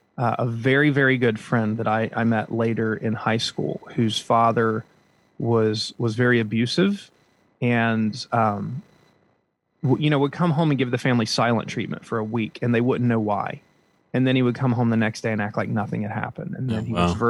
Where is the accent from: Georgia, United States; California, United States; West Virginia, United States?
West Virginia, United States; Huntington; moved away as an adult; now in South Florida, United States; I grew up though in West Virginia in a town called Huntington, West Virginia